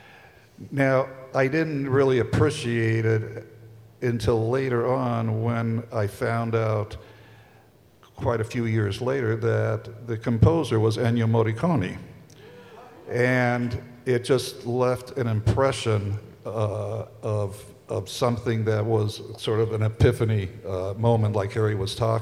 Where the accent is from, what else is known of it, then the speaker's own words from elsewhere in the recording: Italy; moved away; I grew up in Italy